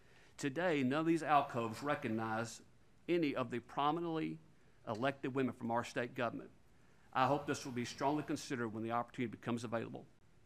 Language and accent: English; Lauderdale County, Tennessee, United States; growing up in Lauderdale County